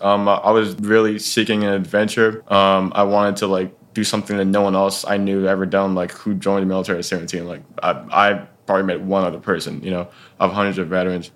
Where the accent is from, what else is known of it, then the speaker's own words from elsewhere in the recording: Dallas, Texas, United States; now in Syracuse, United States; I'm originally from Dallas, Texas